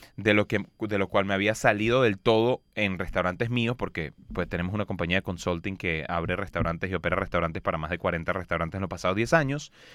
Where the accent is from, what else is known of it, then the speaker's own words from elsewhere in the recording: Los Teques, Miranda, Venezuela; moved away; yo soy de un pueblo de 100.000 habitantes, muy chiquito que se llama Los Teques, en Venezuela